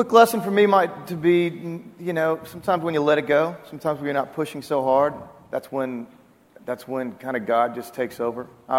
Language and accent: English; Oklahoma, United States; moved away; also born or lived in Waco, Texas; I'm from Oklahoma, as is Ryan and Randy Grimmett.